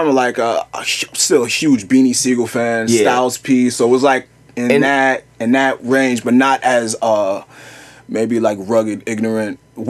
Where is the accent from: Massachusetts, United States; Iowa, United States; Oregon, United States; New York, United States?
New York, United States; New York City; also born or lived in Long Island / Manhattan / Brooklyn; Born and raised in Queens. My family moved to Long Island when I was like 13. I came back to New York City. I was living downtown Manhattan for school and like, and I've been here ever since. Living in Brooklyn, Manhattan.